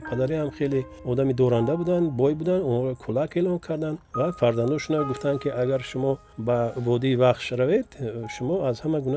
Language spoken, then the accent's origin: Tajik; Vakhsh, Khatlon, Tajikistan; also born or lived in Dushanbe; як тақрибан як километр поёнтар маҳаллаи якачинор мегуфтанд дар ҳамон ҷо мо зиндагӣ мекардем дар ҳамин ҷо ба дунё омадем